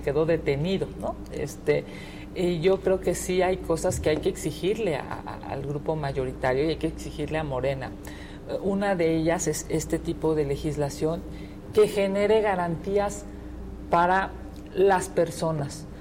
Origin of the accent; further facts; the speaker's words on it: Mexico City, Mexico; yo soy de la Ciudad de México